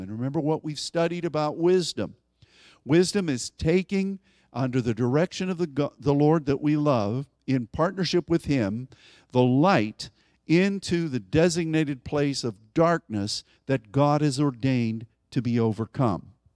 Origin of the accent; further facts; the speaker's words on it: United States; as an American